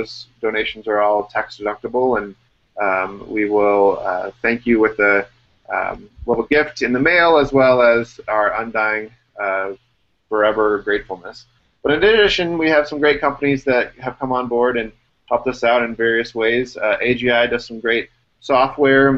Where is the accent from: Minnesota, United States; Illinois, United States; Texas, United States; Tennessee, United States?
Illinois, United States; born or raised there